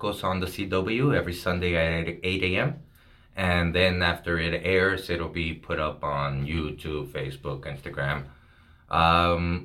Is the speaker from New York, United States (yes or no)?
no; El Paso, Texas, United States; I grew up here in Segundo Barrio